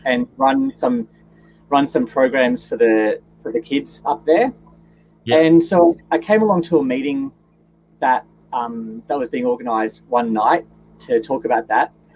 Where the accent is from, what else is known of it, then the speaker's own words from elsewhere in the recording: Gold Coast, Queensland, Australia; I was born and, and raised on the Gold Coast